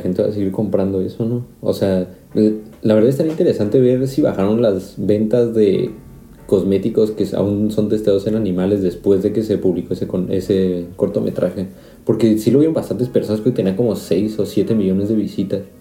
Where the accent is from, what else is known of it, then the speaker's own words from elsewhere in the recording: Mexico; moved away as an adult; now in Karlsruhe, Germany; soy mexicano, llevo ya casi 5 años viviendo en Alemania